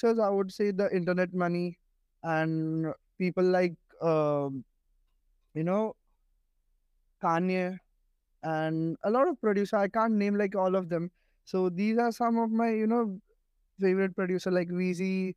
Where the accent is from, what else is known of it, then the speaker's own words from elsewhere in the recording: India; now in Mumbai, India; I'm from India